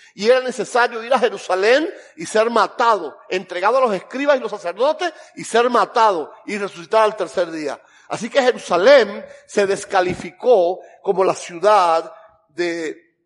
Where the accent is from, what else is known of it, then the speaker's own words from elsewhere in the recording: Camagüey, Cuba; yo soy cubano, pero yo soy de Camagüey.